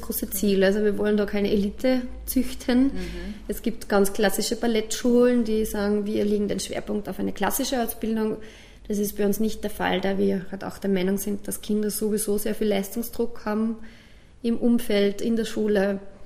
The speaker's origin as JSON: {"language": "German", "town": "Bad Hall", "region": "Upper Austria", "country": "Austria", "tie": "born or raised there", "also_born_or_lived": "Kirchdorf an der Krems", "said": "im Batal, da wo ich aufgewachsen bin"}